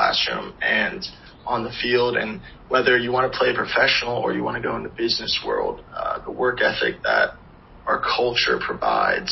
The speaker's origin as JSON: {"language": "English", "town": "Charlotte", "region": "North Carolina", "country": "United States", "tie": "born or raised there"}